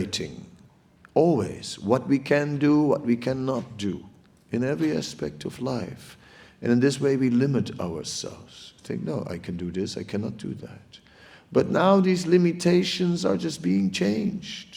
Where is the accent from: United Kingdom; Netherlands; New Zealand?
Netherlands; moved away; I'm from the Netherlands, and in the Netherlands, we have lots of water